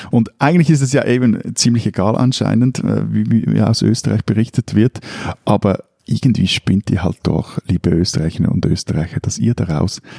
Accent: Switzerland; ich würde jetzt auch mal so als, als Schweizer Wendejahre auch bezeichnen, also wie auch in Deutschland

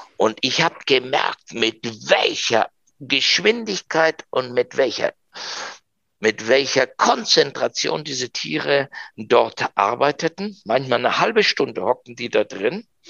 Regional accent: Argentina; first language German and Spanish; moved away as an adult; now in Germany; einen äh, komischen Argentinier

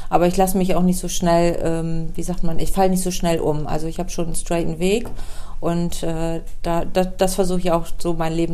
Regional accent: Bremerhaven, Bremen, Germany; Und ich bin in Bremerhaven geboren und ähm, da lebe ich auch und ähm, ich hoffe, ich sterbe da auch irgendwann. Also Lokalpatriotin für

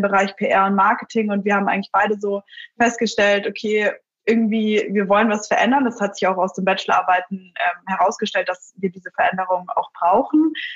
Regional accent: Munich, Bavaria, Germany; Ich bin selbst aus München

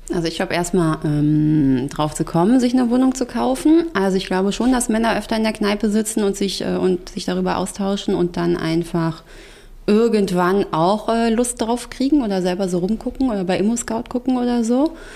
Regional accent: Frankfurt, Hesse, Germany; also born or lived in Darmstadt / China; ich komme aus Frankfurt

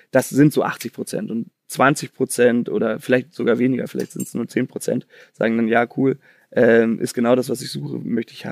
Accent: Chicago, Illinois, United States; weil ich komme irgendwie aus Chicago.

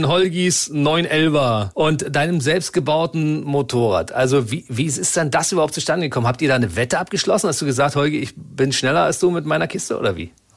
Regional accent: East Germany, Germany; ich bin ja aus dem Osten

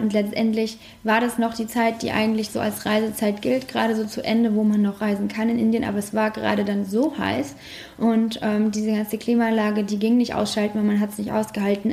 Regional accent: Germany

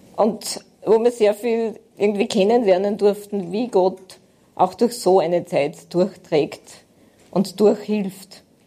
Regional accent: Aschach an der Steyr, Upper Austria, Austria; ich komme aus Steyr, in der Nähe der Stadt Steyr, also einem kleinen Ort, Aschach an der Steyr.

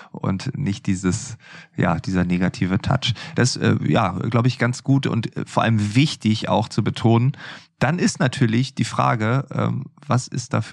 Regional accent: Lower Saxony, Germany; Ja, moin, ganz norddeutsch, das äh, ist mir natürlich genehm als Ostfriese.

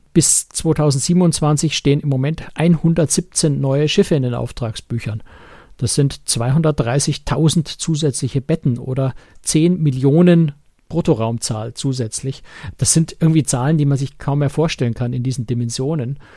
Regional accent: Germany

